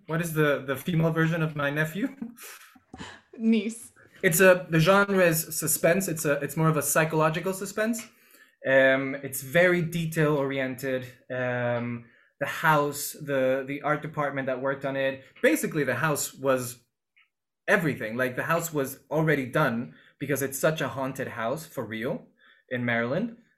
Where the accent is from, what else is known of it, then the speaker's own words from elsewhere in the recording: Lima, Peru; moved away as an adult; also born or lived in Mexico / Germany / New York; I was born and raised in Peru, Lima, Peru, where I am right now